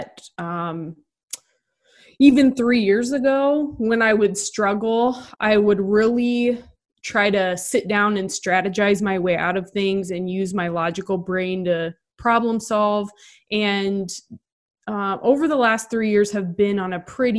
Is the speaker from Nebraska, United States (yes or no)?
yes; Nebraska, United States; moved away; also born or lived in Cedar Rapids, Iowa; I grew up in Nebraska, went to Mount Mercy.